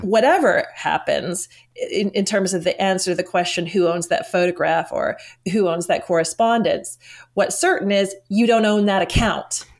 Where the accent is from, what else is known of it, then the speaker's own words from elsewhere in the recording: United States; moved away as an adult; now in London, United Kingdom; originally I'm from the United States